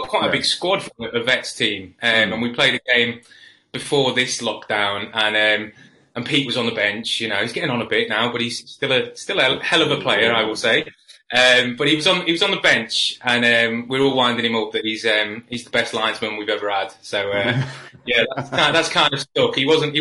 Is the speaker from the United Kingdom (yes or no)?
yes; a village just outside Wrexham, North Wales, United Kingdom; moved away as an adult; also born or lived in Leyton, East London; I grew up, I'm from North Wales in a little village just outside of Wrexham.